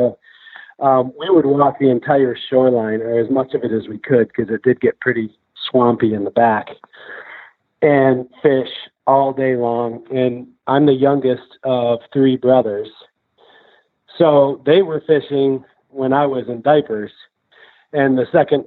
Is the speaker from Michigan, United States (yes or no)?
yes; southwest Michigan, United States; moved away as an adult; also born or lived in Grand Rapids, Michigan / Montana; We grew up on Millhouse Bayou in southwest Michigan